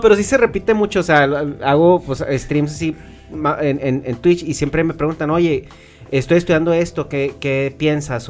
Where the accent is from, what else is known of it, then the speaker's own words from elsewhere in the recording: Chihuahua, Mexico; nosotros somos de Chihuahua